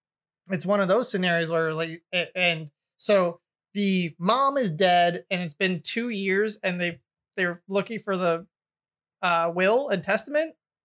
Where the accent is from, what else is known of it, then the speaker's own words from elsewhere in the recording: United States; I'm American